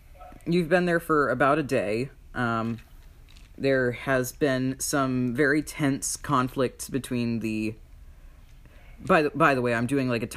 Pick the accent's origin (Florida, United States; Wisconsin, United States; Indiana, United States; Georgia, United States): Florida, United States; I'm from Florida